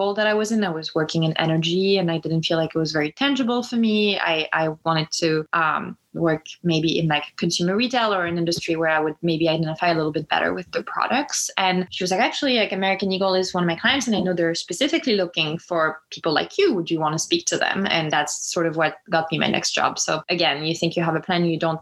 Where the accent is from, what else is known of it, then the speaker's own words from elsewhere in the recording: Lyon, Auvergne-Rhône-Alpes, France; moved away as an adult; now in United States; growing up in Lyon